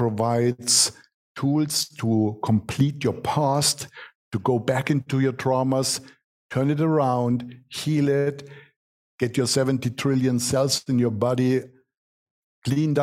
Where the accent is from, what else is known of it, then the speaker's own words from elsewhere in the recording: Germany; accent: German; English is a second language; I'm born in Germany, what you can hear from my accent. We are practical people